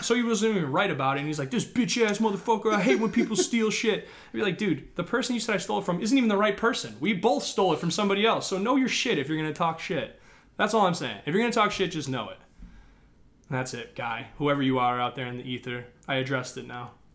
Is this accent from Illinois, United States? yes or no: yes; Northbrook, Illinois, United States; I'm from Northbrook